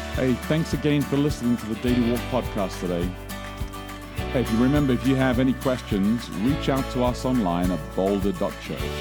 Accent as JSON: {"language": "English", "region": "England", "country": "United Kingdom", "tie": "born or raised there", "said": "I grew up in England, born in England, grew up in England"}